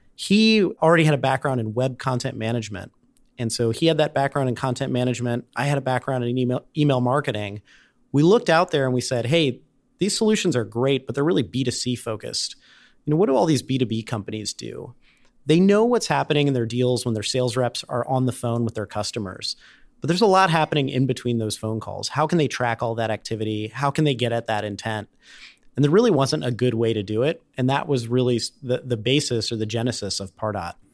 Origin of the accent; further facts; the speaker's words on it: Cincinnati, Ohio, United States; moved away as an adult; also born or lived in Durham, North Carolina; I grew up in Cincinnati